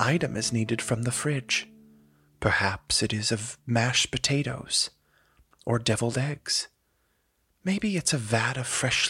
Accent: the South, United States; we're from the South

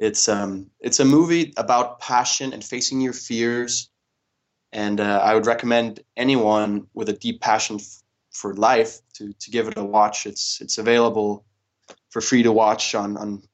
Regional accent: Denmark; the upbringing myself and my brother have had growing up in Denmark

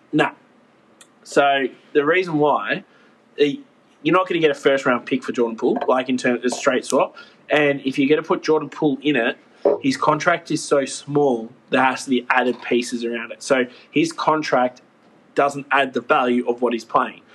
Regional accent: Australia; I'm Aussie

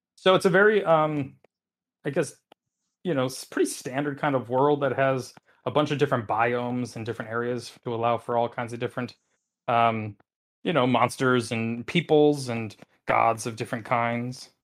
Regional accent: Wisconsin, United States; I come from Wisconsin

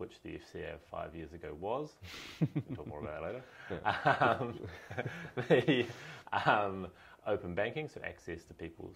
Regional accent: New Zealand; moved away as an adult; now in United Kingdom; originally from New Zealand

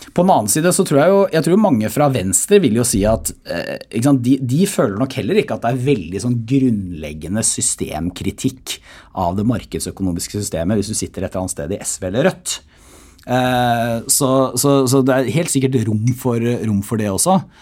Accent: Porsgrunn, Telemark, Norway; moved away; når jeg er hjemme i Porsgrunn

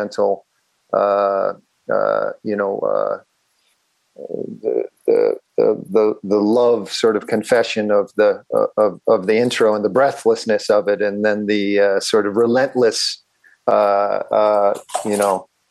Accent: Philadelphia, Pennsylvania, United States; I grew up in Catholic, like a very antiquated diocese of Philadelphia Catholic school and Catholic grade school, middle school, and high school.

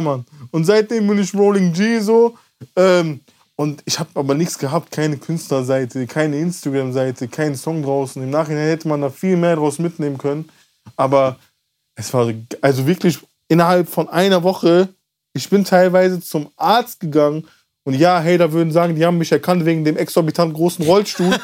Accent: Mülheim an der Ruhr, North Rhine-Westphalia, Germany; ich bin in Mülheim an der Ruhr aufgewachsen

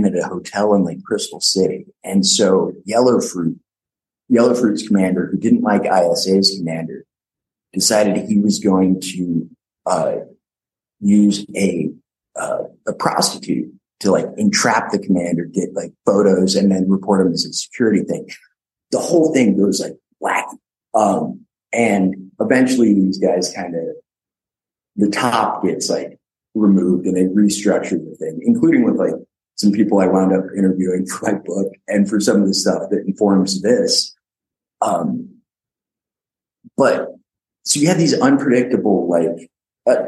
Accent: Utah, United States; I was born in Utah.

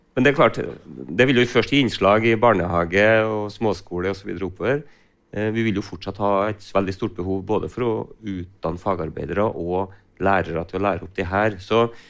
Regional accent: Frosta, Trøndelag, Norway; jeg kommer jo selv fra Frosta og jobber selv i gartnerinæringa

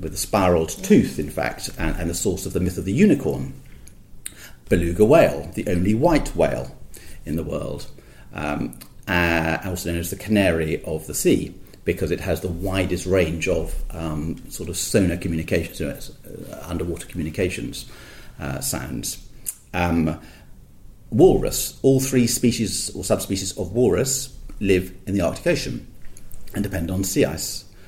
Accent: near Gleneagles, Scotland, United Kingdom; I was born in Scotland near Glen Eagles, quite quite fresh up there in the winters

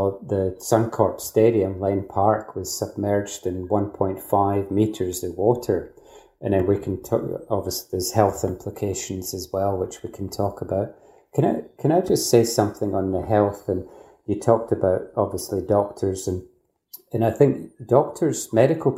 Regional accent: Scotland, United Kingdom; now in Australia; you'll guess from my accent. I'm not from Australia originally, from Scotland

